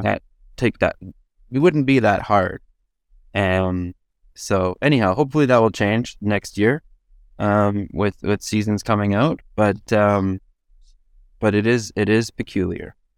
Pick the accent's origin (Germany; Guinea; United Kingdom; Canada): Canada; Edmonton, Alberta; now in Toronto, Canada; I'm from Edmonton, but I live in Toronto.